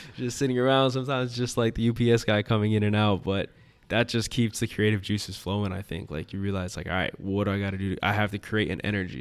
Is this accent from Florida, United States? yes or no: yes; Coral Gables, Florida, United States; I'm from the Gables